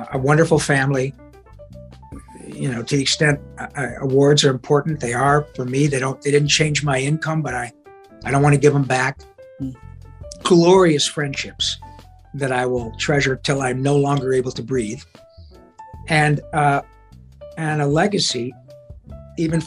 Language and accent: English; Detroit, Michigan, United States; moved away as an adult; now in Los Angeles, United States; I grew up in Detroit